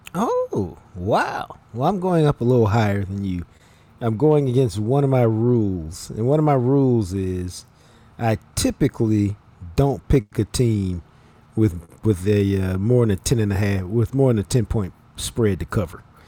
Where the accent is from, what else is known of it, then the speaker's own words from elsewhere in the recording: Dallas, Texas, United States; I'm from Dallas